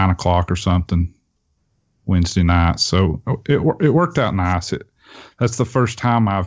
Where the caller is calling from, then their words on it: Tennessee, United States; Uh, I'm in East Tennessee. Okay. Um, near Knoxville area.